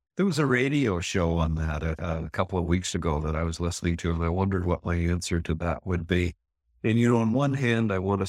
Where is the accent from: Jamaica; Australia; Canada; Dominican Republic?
Canada; Well, I'm a Canadian country boy, and I've always had a beard or mustache or sideburns in the 70s, I guess.